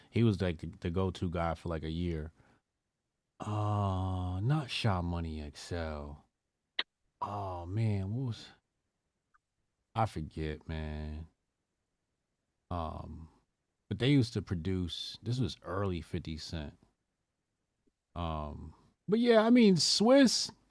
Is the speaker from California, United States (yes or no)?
yes; California, United States; I'm from California